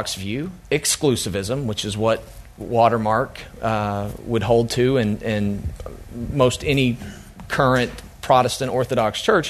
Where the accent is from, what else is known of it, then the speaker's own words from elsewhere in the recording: Oklahoma, United States; I'm from Oklahoma